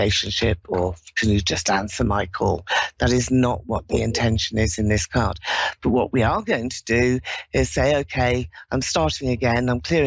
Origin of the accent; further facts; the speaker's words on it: London, United Kingdom; I'm from London.